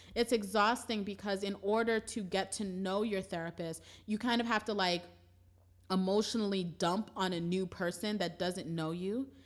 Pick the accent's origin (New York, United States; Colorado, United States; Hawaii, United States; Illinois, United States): New York, United States; New York City; We're originally from Brooklyn.